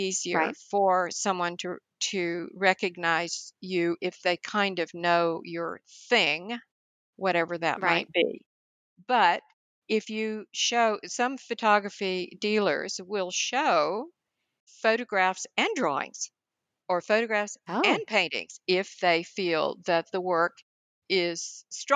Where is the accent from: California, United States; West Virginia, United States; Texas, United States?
Texas, United States; High Plains of the Texas Panhandle, United States; the family farm where I grew up on the High Plains of the Texas Panhandle